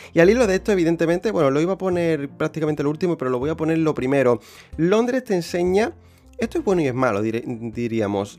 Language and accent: Spanish; about 90 km from Seville, Andalusia, Spain; moved away as an adult; now in London, United Kingdom; voy a vivir creo que una temporada en, mi pueblo, donde, donde nací y demás, donde he, llevado, donde he pasado 23 años de mi vida